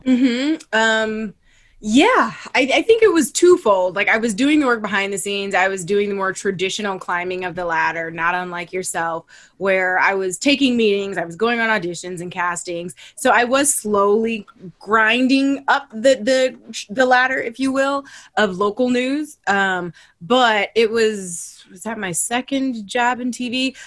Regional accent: Toledo, Ohio, United States; moved away; I'm from Ohio. Like I'm from Toledo

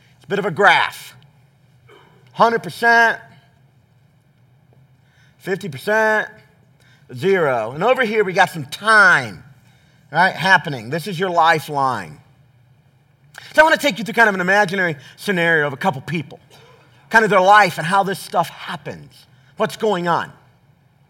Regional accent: the South, United States; I grew up in the South

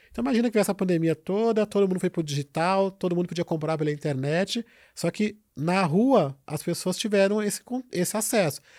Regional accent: São Paulo, Brazil; isso aconteceu porque nós, que somos de Paraisópolis, conseguimos fazer isso. Então tem que ser pessoas do local.

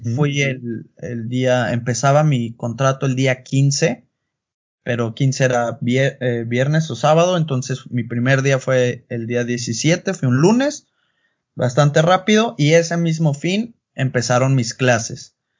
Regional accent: Puerto Vallarta, Jalisco, Mexico; moved away as an adult; also born or lived in Mexico City / Guadalajara; now in Germany; nací, crecí allá, en la Ciudad de México, pero eh, ahora sí que toda mi vida fue en Puerto Vallarta, vengo de la costa

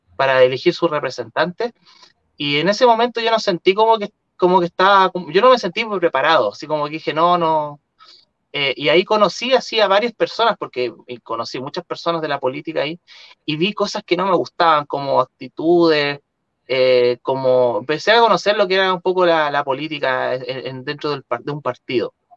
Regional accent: Chile; los chilenos

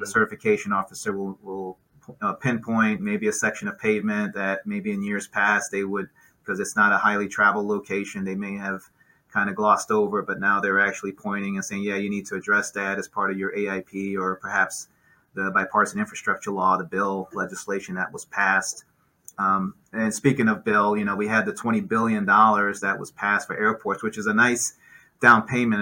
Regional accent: New York City, New York, United States; moved away; also born or lived in Cleveland; I grew up in New York City.

